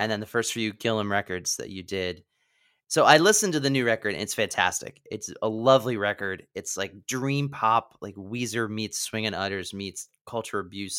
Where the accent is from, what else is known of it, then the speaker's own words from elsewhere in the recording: Pennsylvania, United States; moved away as an adult; also born or lived in Washington D.C. / New York City / Los Angeles; I was originally from Pennsylvania. I left at 18